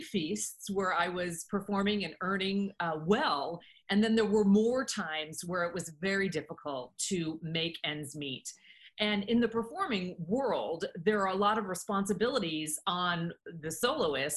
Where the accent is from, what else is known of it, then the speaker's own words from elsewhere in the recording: United States; I was a very focused young woman in high school, growing up in the United States